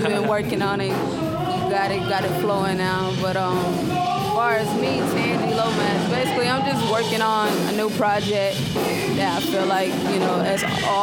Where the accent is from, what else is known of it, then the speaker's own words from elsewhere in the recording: High Point, North Carolina, United States; I'm from High Point